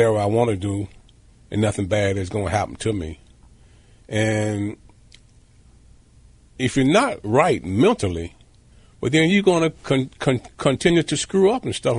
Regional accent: South Carolina, United States; growing up in South Carolina. As a kid there in South Carolina, being in poverty, growing up in a shack

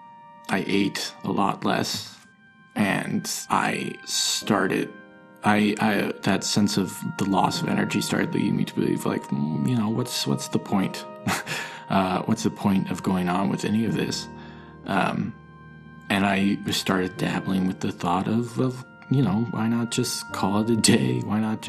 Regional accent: Park City, Utah, United States; moved away as an adult; now in New York City, United States; I'm originally from Park City, Utah.

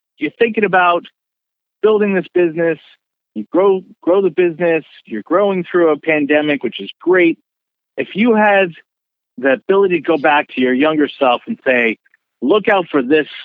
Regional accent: Bay Area, California, United States; moved away as an adult; now in Oregon, United States; I grew up in the Bay Area. And we dealt with drought a lot in the Bay Area growing up in the 80s, the 70s and 80s

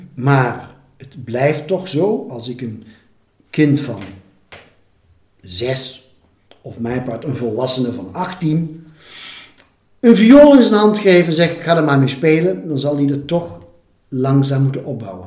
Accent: 's-Hertogenbosch, North Brabant, Netherlands; moved away; also born or lived in Rotterdam; in de stad waar ik ben opgegroeid, in Sertogenbos

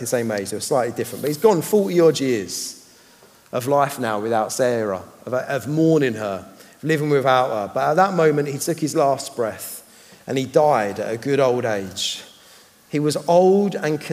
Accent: United Kingdom; I'm a Brit

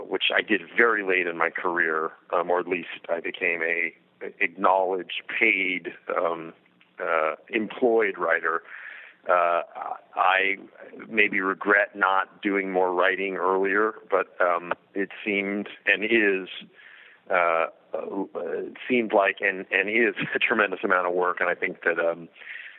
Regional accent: Los Angeles, California, United States; I grew up in Los Angeles, and my family was in the music end of the business

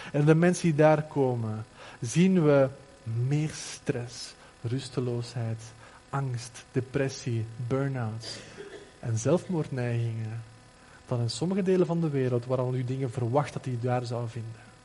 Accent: Flanders, Belgium; bij ons in Vlaanderen

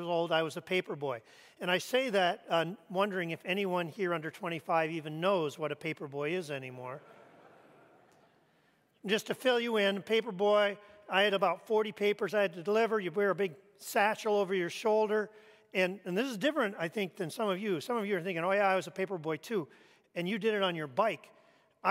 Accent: Canada; moved away; I grew up in Canada

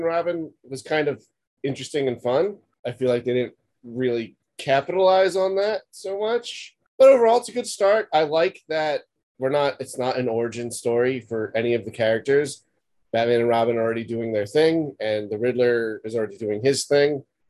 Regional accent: United States; I'm American

